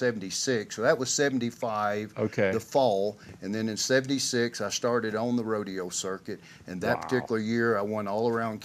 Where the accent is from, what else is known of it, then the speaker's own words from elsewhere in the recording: Arkansas, United States; And it's really strange, you know, there's been some of the top bull riders in the world come from my area.